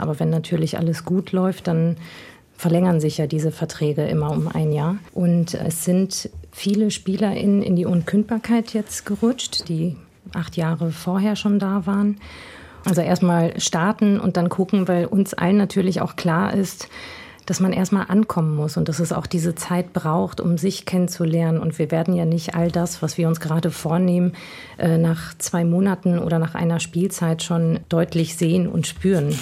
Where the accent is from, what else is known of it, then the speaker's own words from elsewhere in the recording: Essen area, North Rhine-Westphalia, Germany; Und ich komme aus der Gegend, also meine Mutter ist Essenerin